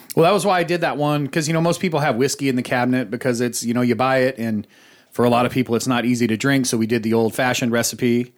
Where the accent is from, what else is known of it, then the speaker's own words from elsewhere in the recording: Boise, Idaho, United States; I grew up in Boise, and we had an arcade called Pojo's